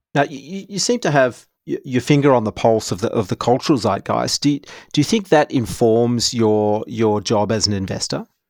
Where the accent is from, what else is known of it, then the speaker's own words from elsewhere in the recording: Perth, Western Australia, Australia; We grew up in Perth